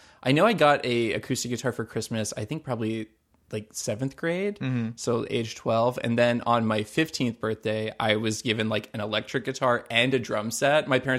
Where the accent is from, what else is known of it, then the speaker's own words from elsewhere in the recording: Southport, North Carolina, United States; I literally can just point to my hometown on any map ever.